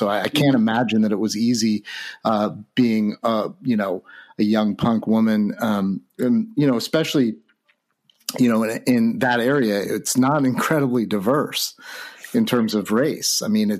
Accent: Santa Rosa, California, United States; growing up in Santa Rosa

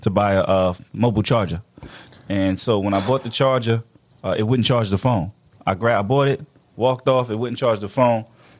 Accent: United States; Obviously, he knew I'm speaking English, that I was American.

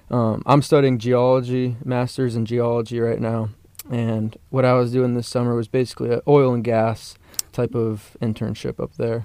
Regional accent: Parker, Colorado, United States; also born or lived in Atlanta, Georgia; I grew up in Parker, Colorado

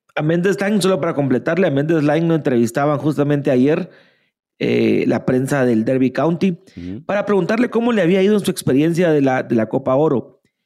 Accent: Guatemala; somos malinches, así, nacimos, en Guatemala

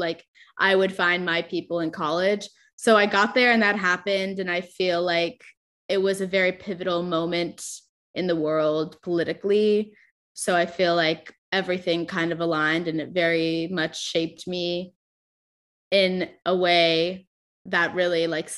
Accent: Orange County, California, United States; also born or lived in Chicago; I grew up in Orange County, which is like known for being a conservative part of California

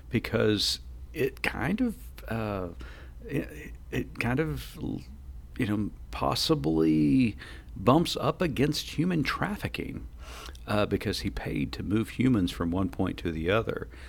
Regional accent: Oklahoma, United States; I'm from Oklahoma.

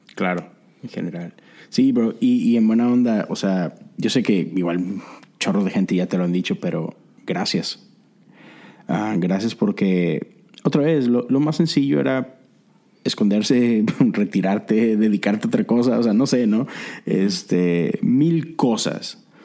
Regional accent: Monterrey, Nuevo León, Mexico; moved away as an adult; now in Houston, United States; yo soy de Monterrey, pero tengo ya nueve años acá en Estados Unidos.

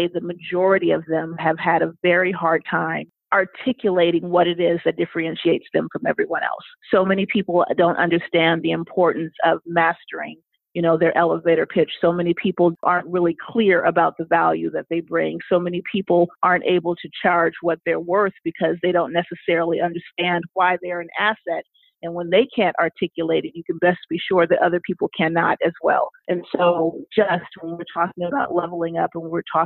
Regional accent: Los Angeles, California, United States; moved away as an adult; also born or lived in New York; now in Washington, D.C. area, United States; I'm originally from Los Angeles, and I moved to the East Coast to work in advertising

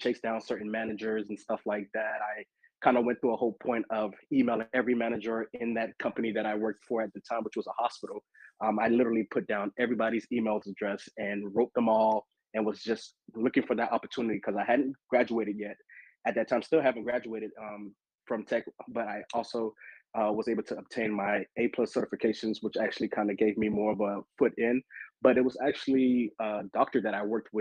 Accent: Miami, Florida, United States; moved away as an adult; now in Atlanta, United States; I am originally from Miami, Florida. I just recently moved a couple of years ago to Atlanta, Georgia

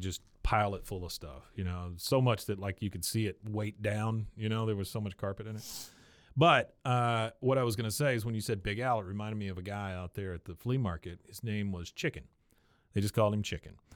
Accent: Taiwan; when I was born in Taiwan and when I was a kid

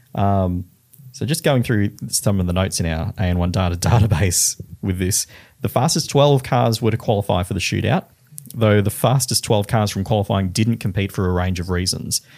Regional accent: Queensland, Australia; I'm from Queensland

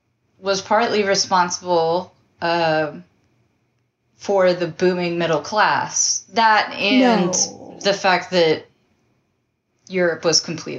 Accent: New York, United States; I'm not looking back. I'm actually from New York.

